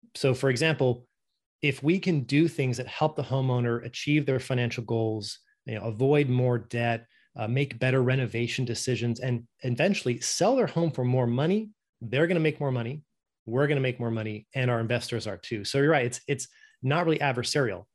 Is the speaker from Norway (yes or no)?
yes; Norway; moved away; I'm originally from Norway, and that's just how we pronounce it